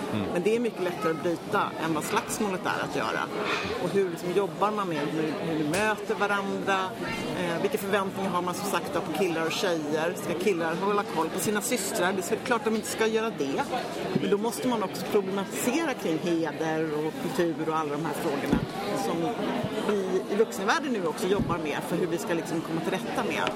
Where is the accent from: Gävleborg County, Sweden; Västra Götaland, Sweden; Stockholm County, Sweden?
Stockholm County, Sweden; Nacka; also born or lived in Lidingö / Vallentuna / Täby / Bromma; now in Botkyrka, Sweden; Jag är då född på Södra BB uppväxt i Nacka